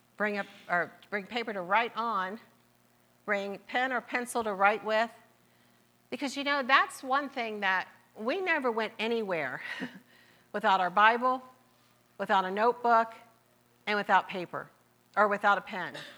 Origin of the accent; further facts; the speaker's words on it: Marietta, Ohio, United States; accent: southern; I was born and raised in Marietta, Ohio